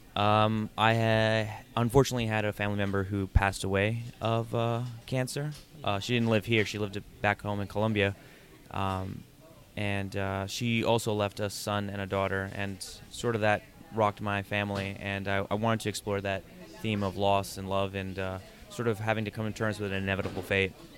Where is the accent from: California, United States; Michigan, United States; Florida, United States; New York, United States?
New York, United States; New York City; I've been living here since I was six years old